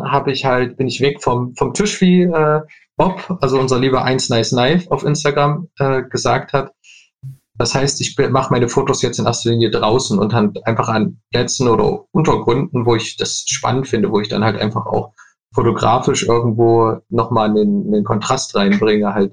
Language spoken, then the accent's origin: German; Leipzig, Saxony, Germany; ich komme aus Leipzig